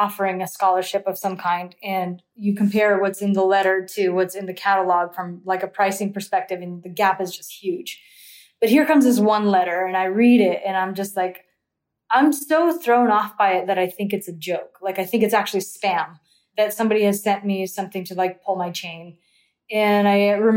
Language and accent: English; Central Valley, California, United States; I come from Central California. It doesn't snow here